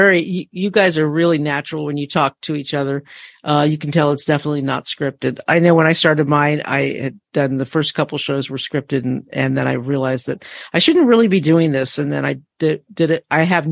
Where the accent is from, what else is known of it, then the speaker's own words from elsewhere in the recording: Northern California, United States; And as a Californian, I know you laugh at us and what we think is cold weather. And we, in us Northern Californians